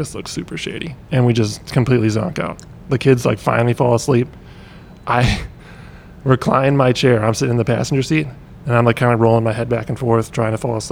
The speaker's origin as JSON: {"language": "English", "region": "Wisconsin", "country": "United States", "moved": "yes", "said": "I hail from 12 hours north"}